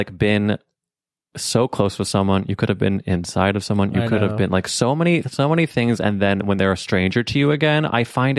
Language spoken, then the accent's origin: English; St. Louis, Missouri, United States; Yeah, like, we grew up in St. Louis together.